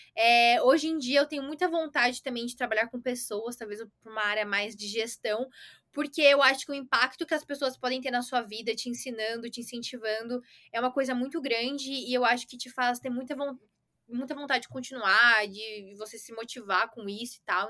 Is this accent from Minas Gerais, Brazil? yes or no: no; Santo André, São Paulo, Brazil; eu sou de São Paulo, nasci em Santo André, mas é praticamente a mesma coisa por aqui